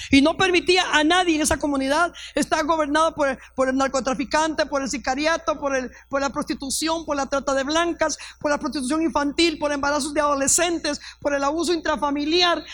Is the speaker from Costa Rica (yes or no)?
yes; Costa Rica; also born or lived in Panama; yo soy bien tica, bien gallo pinto